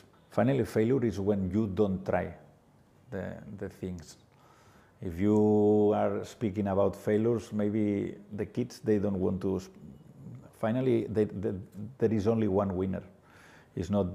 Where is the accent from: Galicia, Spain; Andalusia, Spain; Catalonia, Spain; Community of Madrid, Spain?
Catalonia, Spain; Barcelona; English is a second language; moved away as an adult; now in Goa, India; I am from Barcelona city